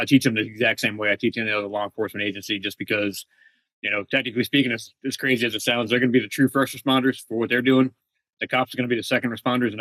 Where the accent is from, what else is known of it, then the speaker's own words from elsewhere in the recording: New England, United States; also born or lived in Phoenix, Arizona; now in California, United States; Originally from New England, but I moved here from Phoenix two and a half years ago